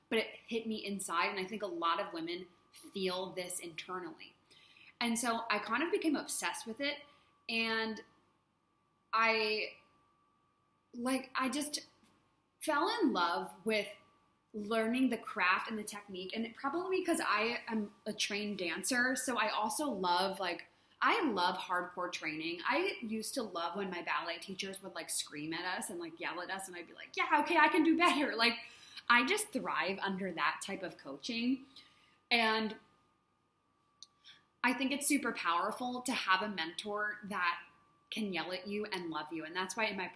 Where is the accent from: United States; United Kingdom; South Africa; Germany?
United States; moved away as an adult; now in Thailand; growing up in the States